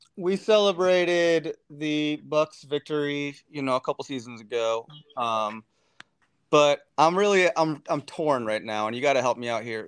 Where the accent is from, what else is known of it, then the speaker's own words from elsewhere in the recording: Racine, Wisconsin, United States; now in Des Moines, United States; I grew up just south of you, man. I'm I'm from Racine, but I'm here in Des Moines now.